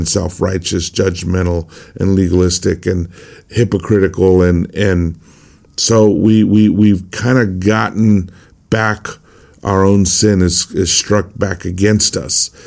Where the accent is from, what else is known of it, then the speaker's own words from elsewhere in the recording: El Cajon, California, United States; my hometown in El Cajon, California